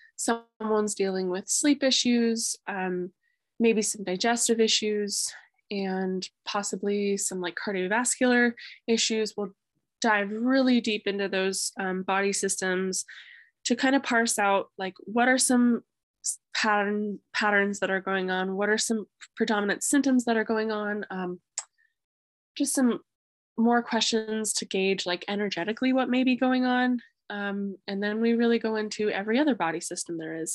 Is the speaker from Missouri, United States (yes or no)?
no; Grass Valley, California, United States; moved away as an adult; also born or lived in Reno, Nevada; now in Vermont, United States; I grew up in the foothills of the Sierras, a town called Grass Valley